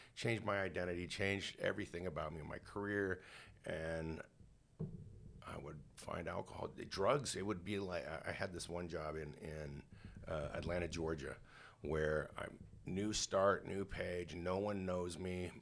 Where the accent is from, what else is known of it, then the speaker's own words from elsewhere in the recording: Canada; I grew up in Canada